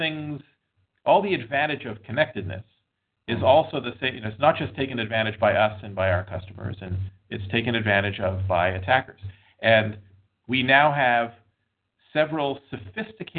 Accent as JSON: {"language": "English", "town": "Montreal", "region": "Quebec", "country": "Canada", "tie": "born or raised there", "also_born_or_lived": "Boston / West Coast", "moved": "yes", "lives_now": "United States", "said": "I grew up in Montreal, moved to Boston."}